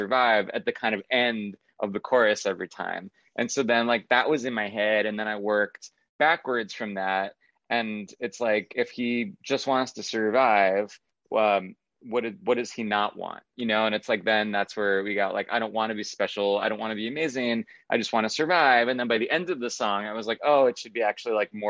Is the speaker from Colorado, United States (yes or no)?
no; Long Island, New York, United States; I'm from Long Island, New York